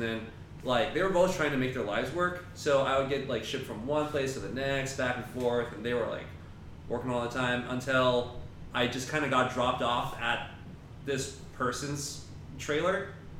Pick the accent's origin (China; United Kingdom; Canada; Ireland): China; born there; moved away; Okay, so we moved from China. I was born in China, right? And I was one of those, like, fresh off the boat immigrant.